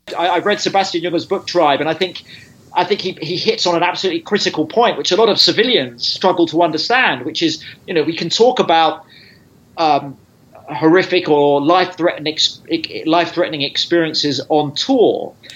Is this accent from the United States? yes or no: no; United Kingdom; I'm a British journalist